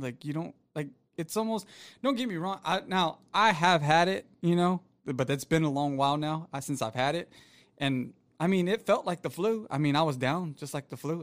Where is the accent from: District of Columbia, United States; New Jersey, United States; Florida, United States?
Florida, United States; moved away; it's very rare in Florida, where I'm originally from